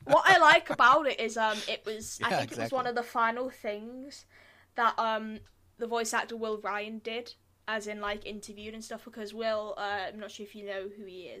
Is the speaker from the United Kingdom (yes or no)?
yes; United Kingdom; I'm British.